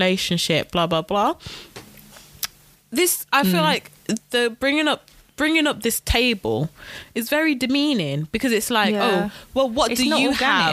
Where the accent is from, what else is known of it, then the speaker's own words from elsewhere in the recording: United Kingdom; I'm British